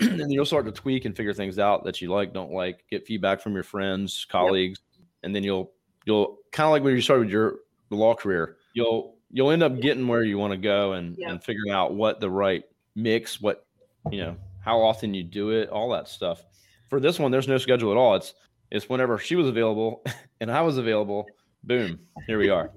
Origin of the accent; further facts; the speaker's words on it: Eastern Shore of Virginia, United States; I'm from Eastern Shore of Virginia